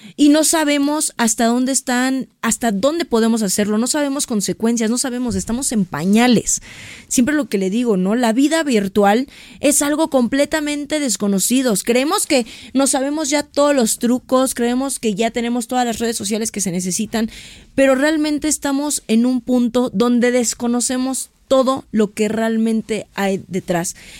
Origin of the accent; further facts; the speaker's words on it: Mexico; como mexicanos